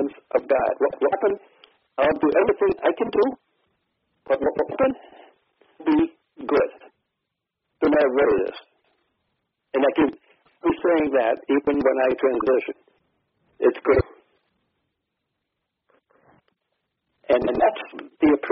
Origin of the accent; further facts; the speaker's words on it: Ohio, United States; I'm from Ohio